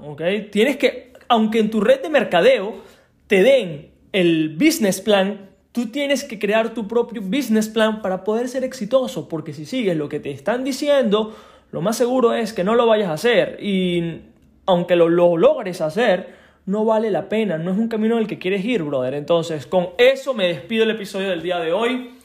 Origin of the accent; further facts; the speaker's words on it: Venezuela; moved away; mi país de origen, Venezuela